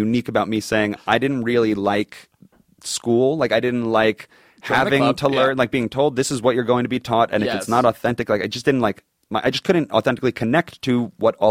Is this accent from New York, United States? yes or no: yes; Long Island, New York, United States; Growing up in Long Island